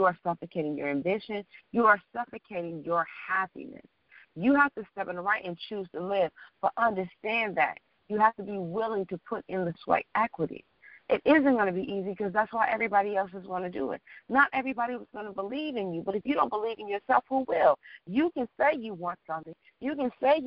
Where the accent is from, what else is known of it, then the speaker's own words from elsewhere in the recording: Detroit, Michigan, United States; moved away; also born or lived in New York / Washington, D.C. / Los Angeles; I'm from Detroit, and at the time I was living in New York